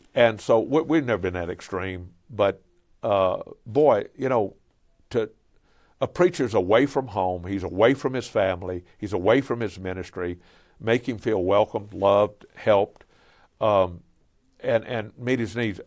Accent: Cajun, Louisiana, United States; I'm a Cajun

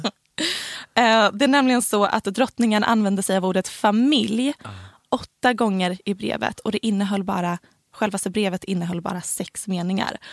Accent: Helsingborg, Skåne, Sweden; accent: Helsingborg dialect; Så här pratar alla på mitt gymnasium för jag gick på ett ganska snobbigt oh gymnasium

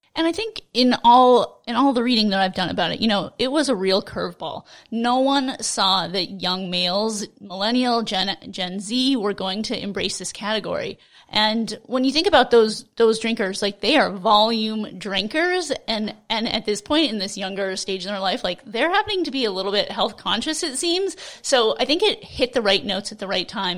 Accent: Seattle, Washington, United States; I'm from Seattle

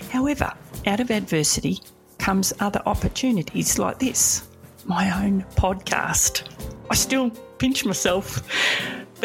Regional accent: Melbourne, Victoria, Australia; I grew up in Edith Vale.

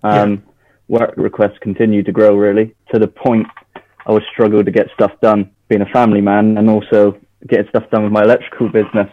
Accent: Devon, South West England, United Kingdom; I was born in Devon, so I'm I'm Devon born and bred. We live down here

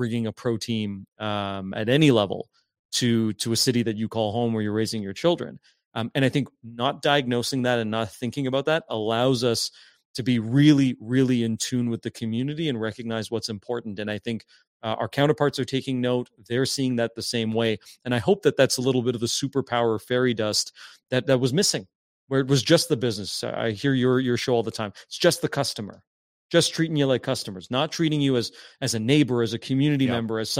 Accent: Hamilton, Ontario, Canada; growing up in Stony Creek, Hamilton area, you know, we played our CYO kind of championship games.

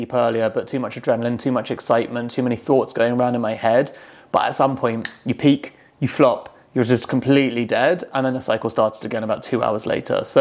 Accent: England, United Kingdom; I'm English

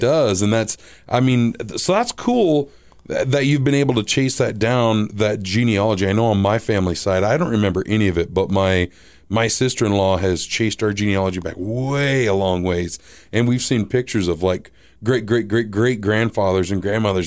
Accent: Midwest, United States; I'm Midwestern

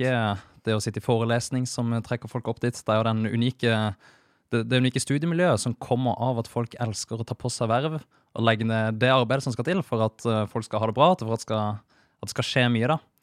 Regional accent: Kristiansand, Agder, Norway; moved away as an adult; also born or lived in Trondheim; enda før der så vokste jeg opp i Kristiansand

